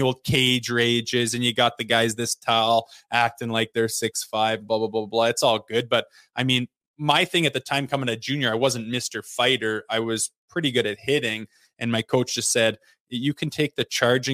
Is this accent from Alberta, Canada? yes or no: yes; Olds, Alberta, Canada; I was from Olds, Alberta